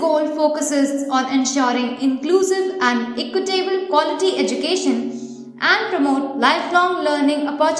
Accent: India; Being an Indian

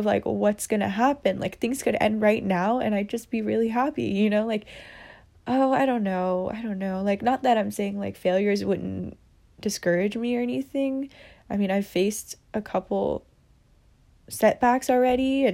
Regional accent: United States; I'm Asian American, you know, so my parents are immigrants, and I am Vietnamese. I'm proud to be Vietnamese and, you know, all that, but, like, I did grow up in America

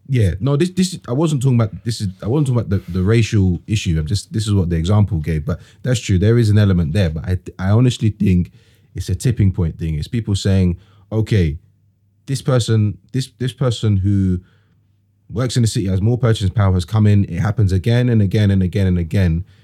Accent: London, United Kingdom; also born or lived in Plaistow, London; I was born and raised in E, uh, E fifteen.

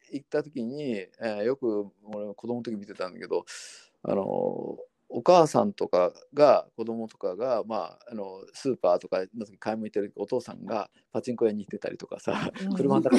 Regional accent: Kyushu, Japan; born there; まあそうねあの私は九州生

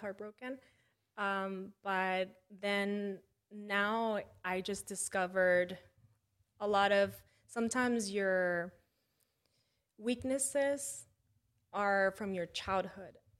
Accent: McDonough, Georgia, United States; also born or lived in Mexico / Atlanta, United States; I moved back to my hometown

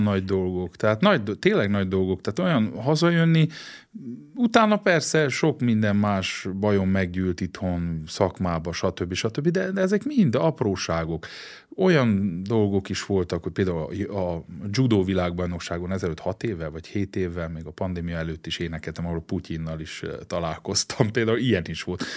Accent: Székely Land, Romania; moved away as an adult; also born or lived in Germany / Switzerland; now in Hungary; mi, mi székeljek

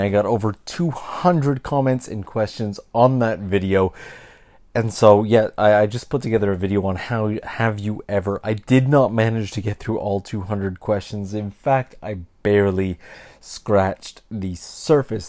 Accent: Canada; I'm from Canada. I grew up surrounded by people from other countries, all the way from elementary school

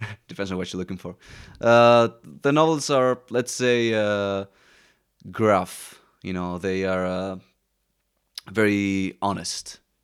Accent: Athens, Attica, Greece; Well, growing up in Athens obviously my family who was very mixed either way, but also seeing how the Greeks acted, it's very similar to the States.

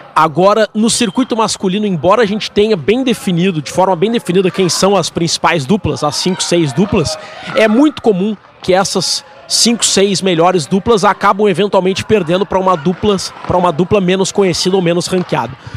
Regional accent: Brazil; eu, como brasileiro

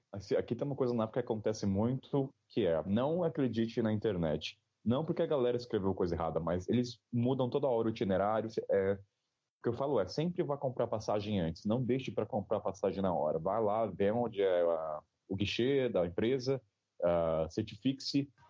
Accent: Taubaté, São Paulo, Brazil; Eu sou de Taubaté, uma cidade do interior, uh, de pra 300 mil habitantes

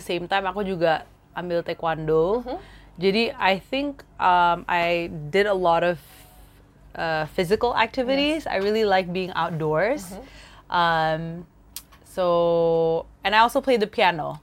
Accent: Jakarta, Indonesia; also born or lived in Singapore / United States; aku uh, lahirnya di Jakarta. hmm. Jadi asli dari sini, keluarga aku di sini. Terus kebanyakan besar di Jakarta juga

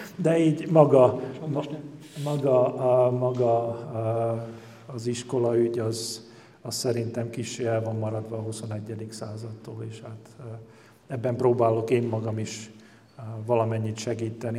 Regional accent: Komárno, Nitra Region, Slovakia; magyar vagyok

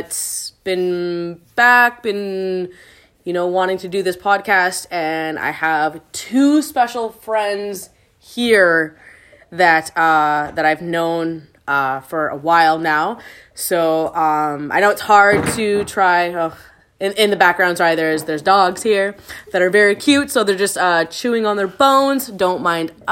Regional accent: Canada; now in Vancouver, Canada; I returned back to Canada

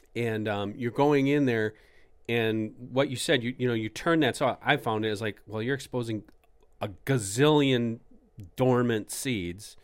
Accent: Canada; accent: Canadian; It's my Canadian accent

